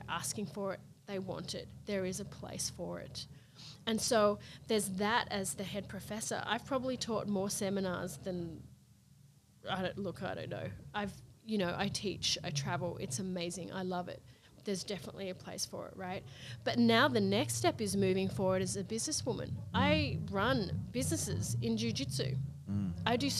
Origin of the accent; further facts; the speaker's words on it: Australia; now in Las Vegas, United States; Being Australian